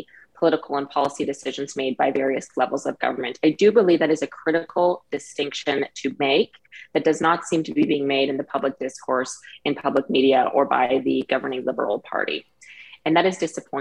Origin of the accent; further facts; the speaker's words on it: Canada; as a Canadian and as a patriot of this country